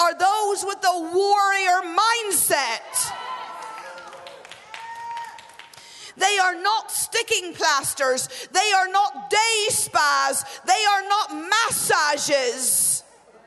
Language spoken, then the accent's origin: English; Northern Ireland, United Kingdom; I grew up in Northern Ireland